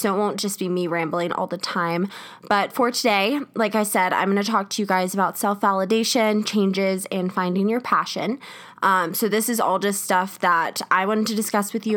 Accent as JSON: {"language": "English", "region": "South Carolina", "country": "United States", "moved": "as an adult", "lives_now": "Colorado, United States", "said": "I'm from South Carolina"}